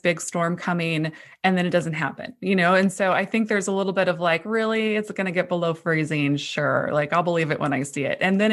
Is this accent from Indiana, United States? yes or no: no; North Dakota, United States; moved away; I grew up in North Dakota